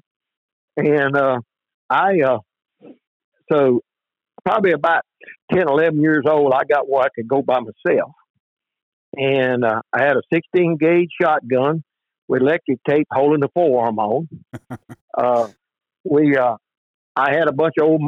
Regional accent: Sabine River bottom, Louisiana, United States; I was born down here on the Sabine River bottom in 1951. We live right on the edge of the bottom.

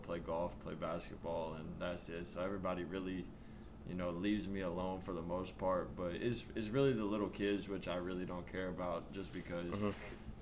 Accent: Arkansas, United States; I grew up in a town of 1,100 people.

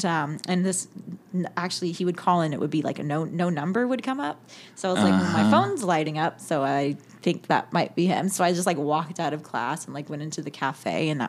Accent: California, United States; born or raised there; moved away

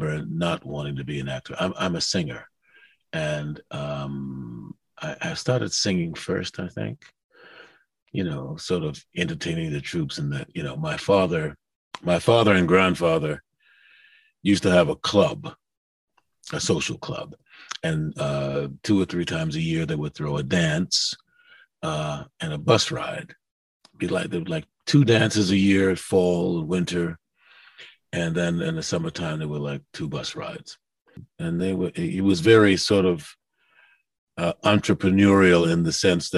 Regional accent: New York City, New York, United States; also born or lived in Harlem / the Bronx; I grew up mostly in Queens

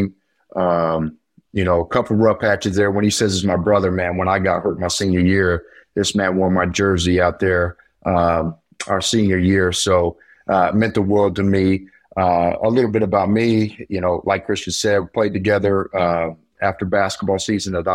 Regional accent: near Carmel, Indiana, United States; now in Carmel, United States; right around my hometown. And I landed in Carmel, Indiana

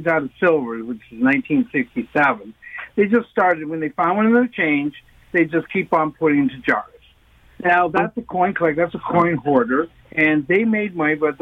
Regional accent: Canada; as a Canadian

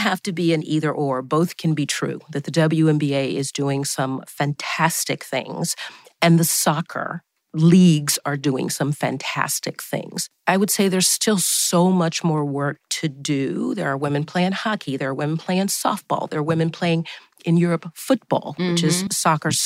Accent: Atlanta, Georgia, United States; Growing up on Auburn Avenue, which is a very famous street, not only in Atlanta, but across the country and across the globe

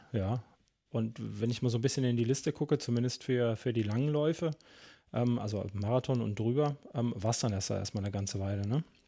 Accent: Central Germany, Germany; ich komme ja ein bisschen weiter aus dem Norden, ne? auch wenn es eher so Mitteldeutschland ist

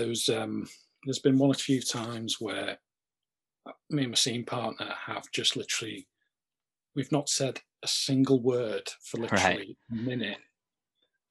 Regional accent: the Wirral, North West England, United Kingdom; accent: slight Scouse; also born or lived in Leicester; I'm from a place called the Wirral. It's near it

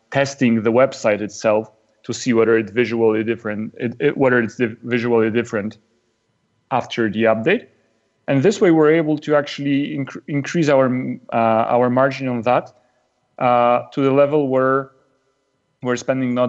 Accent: Poland; I'm from Poland, which is a country in Central

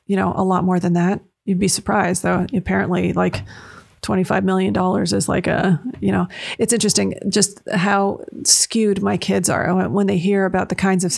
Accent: London, Ontario, Canada; moved away as an adult; now in United States; I grew up in London, Ontario

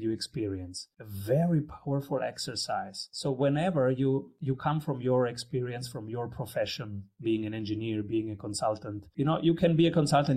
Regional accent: Rome, Lazio, Italy; I was born in Rome.

